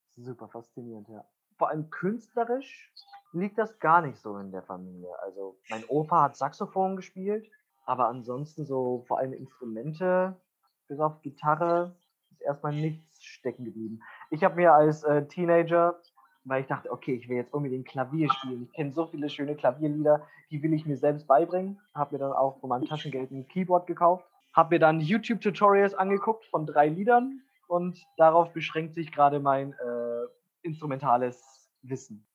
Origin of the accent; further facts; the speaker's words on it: Wunsiedel, Bavaria, Germany; moved away as an adult; also born or lived in Essen; ich komme aus Wunsiedel